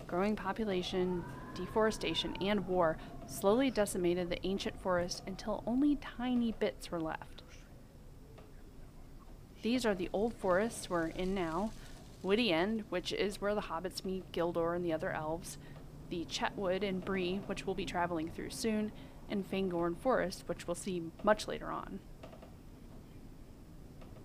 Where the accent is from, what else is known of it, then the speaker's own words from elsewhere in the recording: Ohio, United States; I'm from Ohio